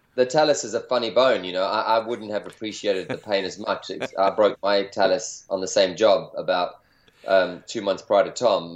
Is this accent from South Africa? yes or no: yes; South Africa; now in California, United States; growing up in South Africa in an outdoor environment, and you know, now California